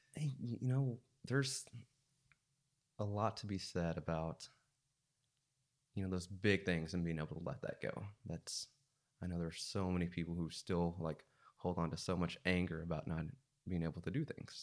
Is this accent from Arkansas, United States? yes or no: yes; Siloam Springs, Arkansas, United States; also born or lived in Russellville, Arkansas / Joplin, Missouri / Fayetteville, Arkansas; I grew up in Silent Springs.